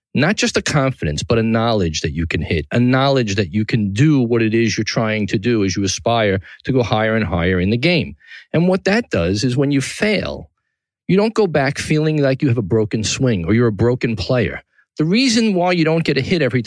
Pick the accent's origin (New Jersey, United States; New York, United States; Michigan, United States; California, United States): New York, United States; New York City; downtown New York City, my hometown